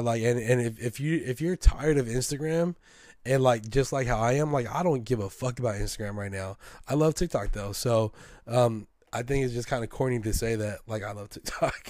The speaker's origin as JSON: {"language": "English", "town": "San Francisco", "region": "California", "country": "United States", "tie": "born or raised there", "said": "a hundred percent Filipino American, born and raised in San Francisco"}